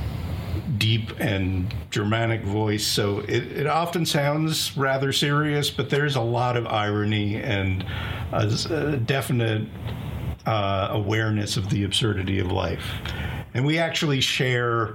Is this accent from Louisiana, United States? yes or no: no; Belmont, Massachusetts, United States; I spent most of my time living in Belmont, Massachusetts, a suburb of Boston